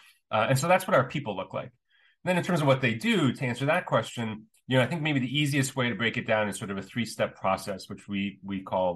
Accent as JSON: {"language": "English", "country": "United States", "tie": "born or raised there", "said": "I grew up in the States as the son of immigrants"}